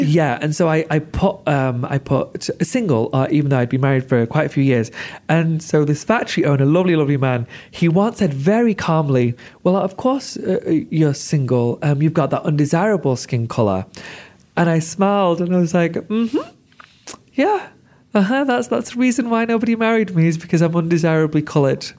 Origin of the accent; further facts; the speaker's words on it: United Kingdom; I'm such a proud Brit